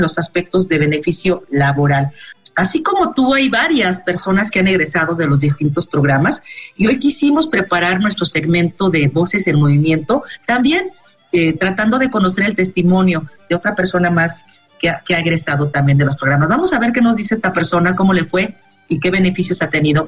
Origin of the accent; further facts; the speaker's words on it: Mexico; como, como sociedad mexicana